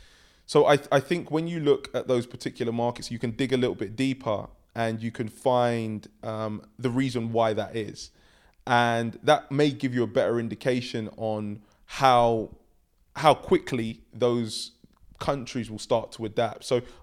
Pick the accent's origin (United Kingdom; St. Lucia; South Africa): United Kingdom; London; I grew up in London. I have three sisters.